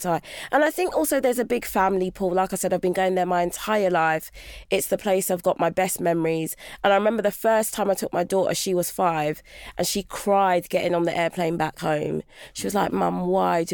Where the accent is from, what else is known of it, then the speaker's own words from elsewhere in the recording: London, United Kingdom; moved away as an adult; I was born and raised in London and I no longer live in London.